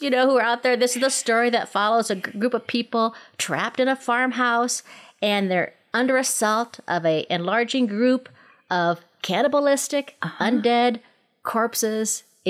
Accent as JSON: {"language": "English", "town": "Minneapolis", "region": "Minnesota", "country": "United States", "tie": "born or raised there", "said": "Where I grew up in Minneapolis with my two brothers and my little sister and our mother."}